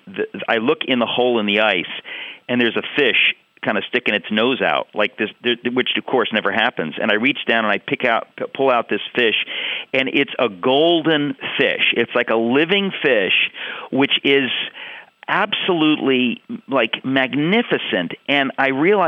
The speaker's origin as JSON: {"language": "English", "town": "Danbury", "region": "Connecticut", "country": "United States", "tie": "born or raised there", "said": "as I was growing up in Danbury, Connecticut, I did a ton of fishing."}